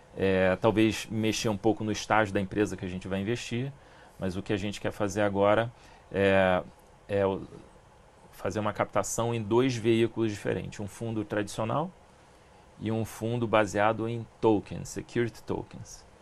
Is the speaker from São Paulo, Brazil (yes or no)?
no; Rio de Janeiro, Brazil; eu morei a vida inteira em Ipanema